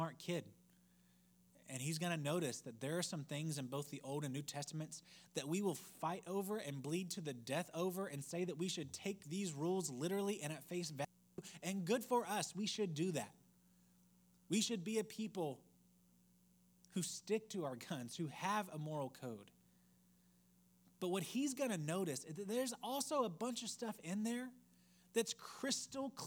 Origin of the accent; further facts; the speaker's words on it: United States; we as American Christians